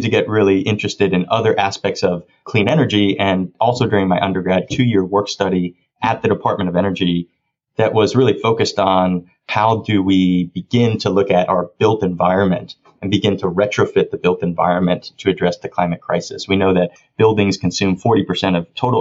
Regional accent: Miami, Florida, United States; moved away as an adult; also born or lived in Orlando, Florida; now in Washington, D.C., United States; I was born and raised down in Miami, Florida, raised by my mom and grandparents

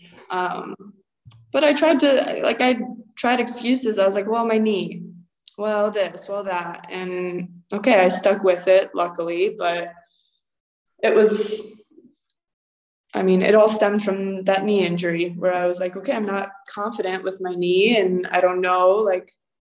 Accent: Akron, Ohio, United States; moved away as an adult; now in Cyprus; I'm from Akron area

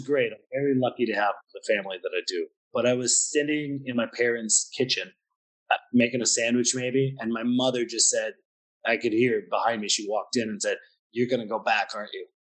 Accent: Pennsylvania, United States; moved away as an adult; now in Budapest, Hungary; I'm from the States, so I'm from Pennsylvania

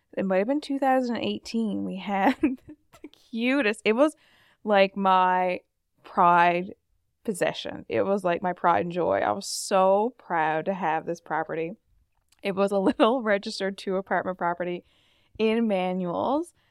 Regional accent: Fogo Island, Newfoundland and Labrador, Canada; I'm actually at one of our Airbnbs in my hometown, Fogle, Fogle Island

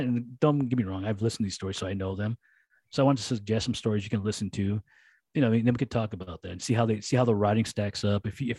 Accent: United States; I'm American. I'm not French. I'm American.

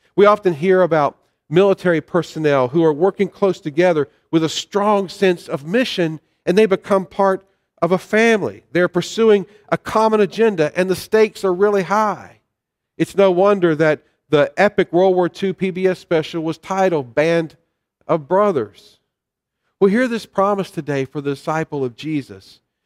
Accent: the South, United States; I grew up in the South

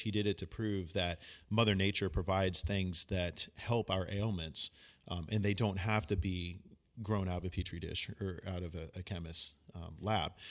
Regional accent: San Francisco, California, United States; also born or lived in San Luis Obispo; myself growing up in San Francisco in the Bay Area

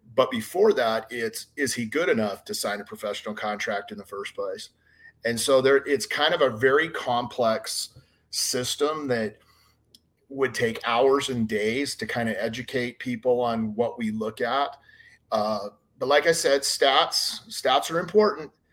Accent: Hurricane, Utah, United States; also born or lived in St. George, Utah; I grew up in Hurricane, Utah, a little small town outside of St. George.

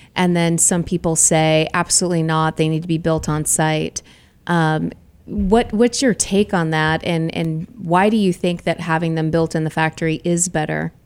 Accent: Boston, Massachusetts, United States; moved away; I'm originally from Boston

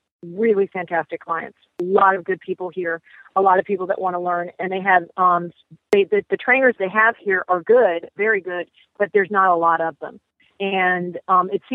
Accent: Virginia, United States; moved away as an adult; also born or lived in Wellington / Texas; I'm originally from Virginia

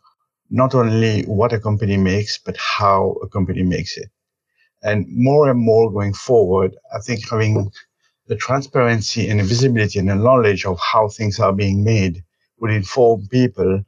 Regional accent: Mauritius; moved away as an adult; also born or lived in India; I was born and brought up in Mauritius in the 1971. So I lived there. I did my education all the time in Mauritius

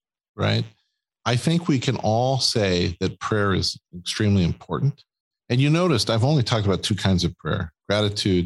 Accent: Wisconsin, United States; We're from Wisconsin

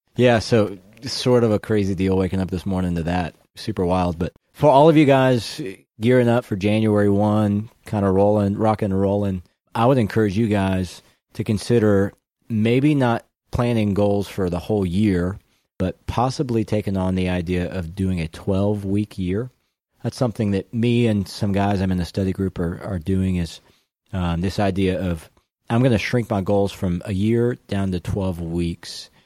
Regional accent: Baton Rouge, Louisiana, United States; now in Dallas, United States; I'm from Baton Rouge

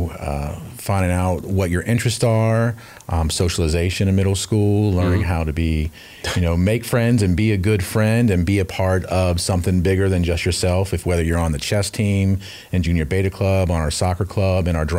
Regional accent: Northern Virginia, United States; moved away as an adult; also born or lived in Tennessee; now in Cobb County, Georgia, United States; I'm actually from Northern Virginia, grew up there outside of D.C.

